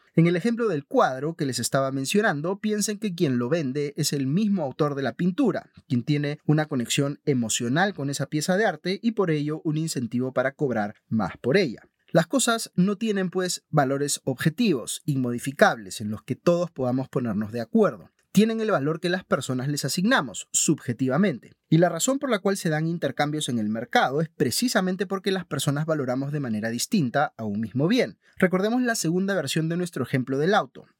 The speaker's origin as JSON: {"language": "Spanish", "country": "Peru"}